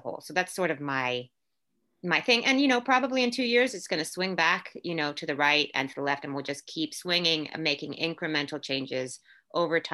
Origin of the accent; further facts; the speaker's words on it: Orlando, Florida, United States; first language English; moved away as an adult; also born or lived in Puerto Rico / New York City / Louisville; now in San Francisco Bay Area, United States; I was born in Puerto Rico, raised in Orlando, Florida. My family moved to Orlando when I was like 2 years old